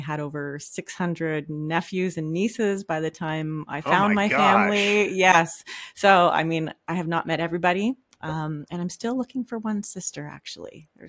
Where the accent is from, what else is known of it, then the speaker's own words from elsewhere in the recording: Whitefish River First Nation, Ontario, Canada; also born or lived in Little Current; Yeah, so I'm Ojibwe, and I'm from Whitefish River First Nations, and we're on the north side of Manitoulin Island. And yeah, I was born in a little town called Little Current, but my family is pretty much from around like the whole island.